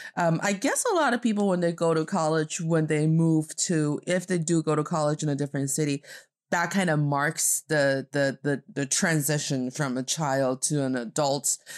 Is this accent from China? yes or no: yes; Northeast China, China; now in Beijing, China; proudly repping the northeast part of China